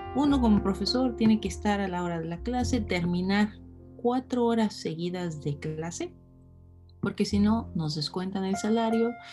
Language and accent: Spanish; Mexico